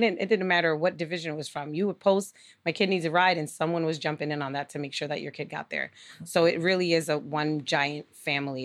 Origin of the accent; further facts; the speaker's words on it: Lawrence, Massachusetts, United States; now in Nashua, United States; growing up in Lawrence